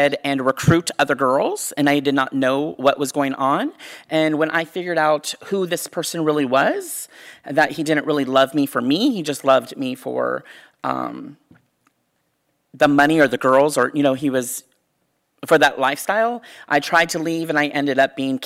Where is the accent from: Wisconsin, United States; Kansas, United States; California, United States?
California, United States; the Bay Area; I grew up here in the Bay Area